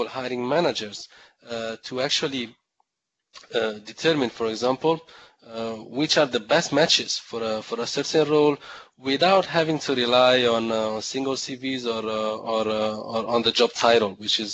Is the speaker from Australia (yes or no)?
no; Italy; I was born in Italy.